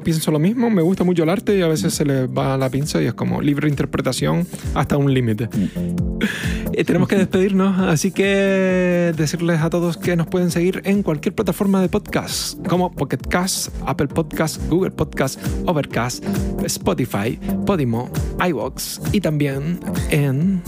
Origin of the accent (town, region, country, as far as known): Canary Islands, Spain